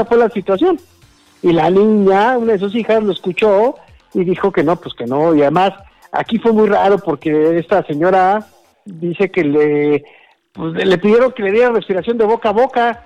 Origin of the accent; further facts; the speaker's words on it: Mexico; somos mexicanos